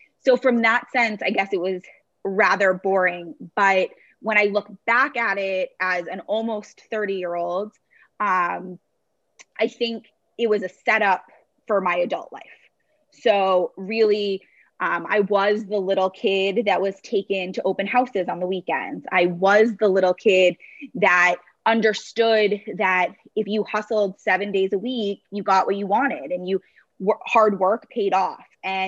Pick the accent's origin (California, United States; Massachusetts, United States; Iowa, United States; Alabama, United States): Massachusetts, United States; Brookline; So I was born in Boston, Massachusetts, and grew up in a town right outside of the city called Brookline.